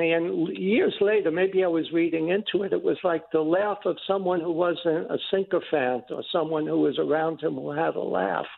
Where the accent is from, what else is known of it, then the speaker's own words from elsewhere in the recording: New York City, New York, United States; the building I grew up in the Bronx on the Grand Concourse